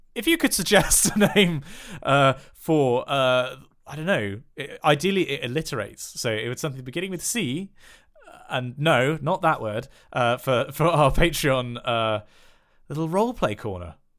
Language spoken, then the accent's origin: English; West Country, South West England, United Kingdom; I'm from the West Country